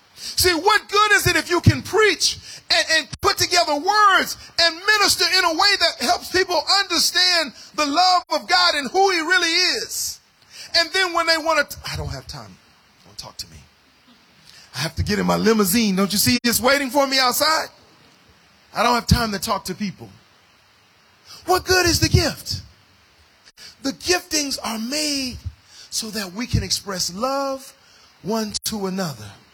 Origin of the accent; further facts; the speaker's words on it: United States; as an African American uh, of African descent